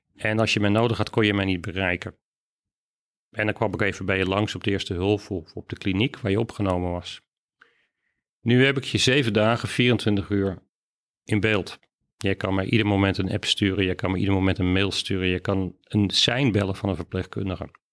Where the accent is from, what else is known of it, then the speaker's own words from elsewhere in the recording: Amsterdam, North Holland, Netherlands; Amsterdam. Geboren getogen opgeleid